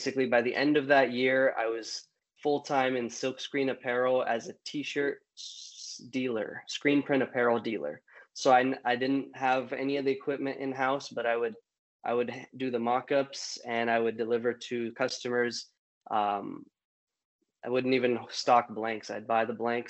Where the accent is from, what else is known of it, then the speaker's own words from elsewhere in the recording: California, United States; born and raised in California